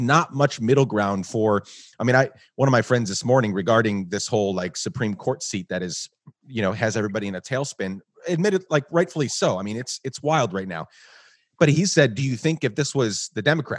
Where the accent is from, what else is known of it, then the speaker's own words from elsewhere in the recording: Guatemala; moved away as an adult; also born or lived in New York; now in United States; I was born in New York, but I grew up in Guatemala